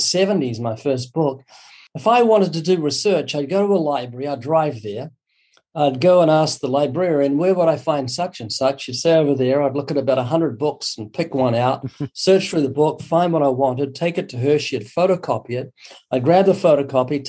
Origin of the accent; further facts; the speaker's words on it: New Zealand; moved away as an adult; also born or lived in Southern California; now in California, United States; I was born twice in New Zealand. You might notice a very slight accent. That's because I'm from down under. I've been living in the U.S. for 32 years